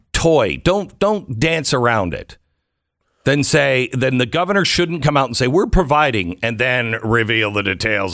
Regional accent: Texas, United States; as a Texan

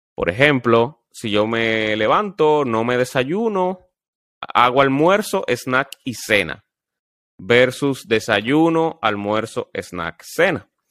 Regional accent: Dominican Republic; como dominicano que somos

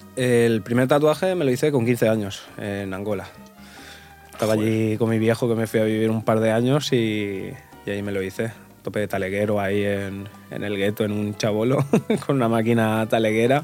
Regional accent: Portugal; now in Mallorca, Spain; ahora vivo en Mallorca, pero soy portugués

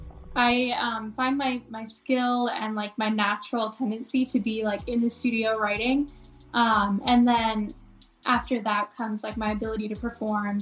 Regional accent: Miami, Florida, United States; also born or lived in Melbourne, Florida; growing up in Miami, I didn't get a little brother until I was about 5 years old

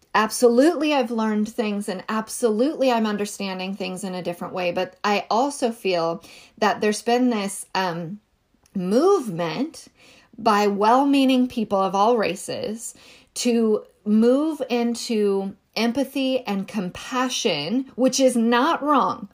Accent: rural Northern California, United States; I was raised in California

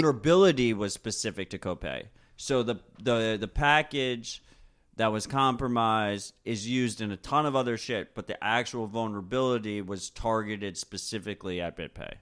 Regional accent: United States; we're Americans

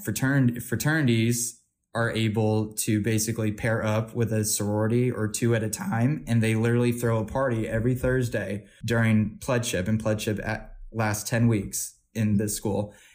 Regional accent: Missouri, United States

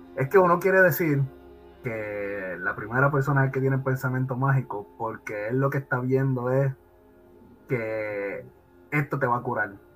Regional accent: Puerto Rico; also born or lived in New York; now in United States; como puertorriqueño perdido pues, en Estados Unidos

